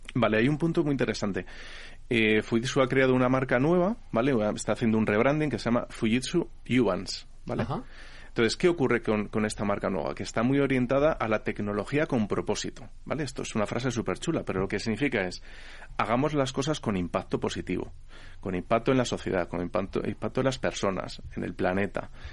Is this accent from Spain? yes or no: yes; Spain; esto es en España, que somos un país europeo que somos, se supone que bastante avanzados